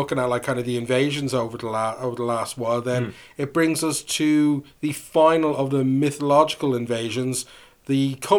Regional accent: Ireland; as the Irish people themselves

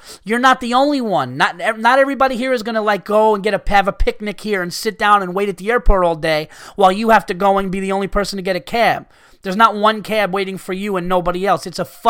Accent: California, United States; I was born and raised in Southern California, and I do agree with what you guys say about the West Coast.

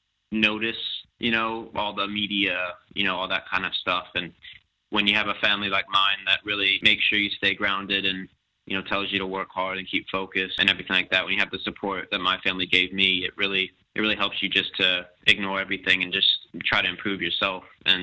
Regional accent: Plano, Texas, United States; Yeah, we grew up together in Plano, Texas, and played together for a number of years with FC Dallas, and even against each other when we were younger.

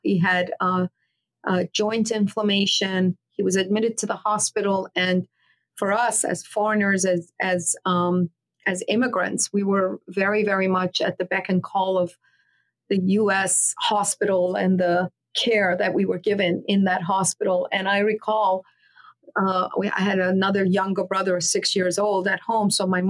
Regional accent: Queens, New York, United States; here I grew up in Queens, the rest of my time in Fresh Meadows.

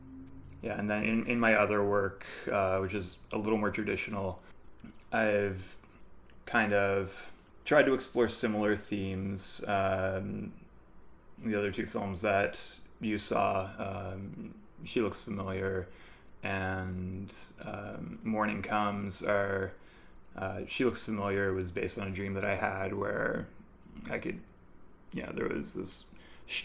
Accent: Bishop's Falls, Newfoundland and Labrador, Canada; moved away; my hometown of Bishop's Falls

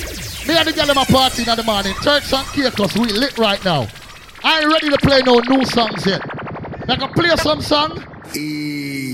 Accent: Miami, Florida, United States; I'm from Miami, Florida

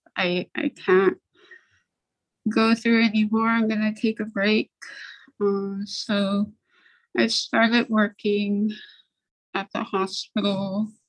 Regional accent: Nome, Alaska, United States; also born or lived in St. Lawrence Island, Alaska; I grew up on St. Lawrence Island and we moved to Nome when I was eight

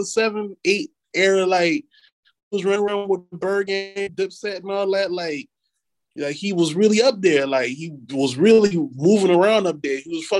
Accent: the South, United States; I grew up here. Like, I grew up in the South.

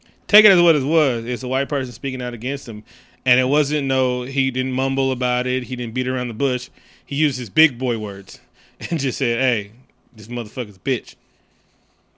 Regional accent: West Coast, United States; I'm from the West Coast

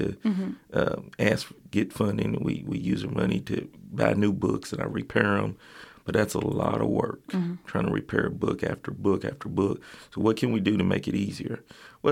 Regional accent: Lincoln County, Kentucky, United States; also born or lived in Fayette County, Kentucky; now in Lexington, United States; That's where I grew up

